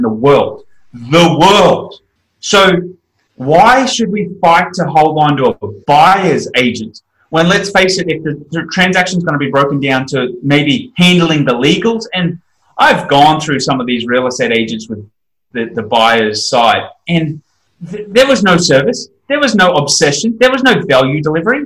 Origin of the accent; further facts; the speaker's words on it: Australia; I'm an Australian